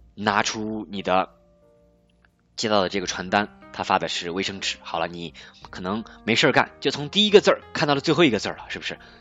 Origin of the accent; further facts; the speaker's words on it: China; 因为我们中国人口基数大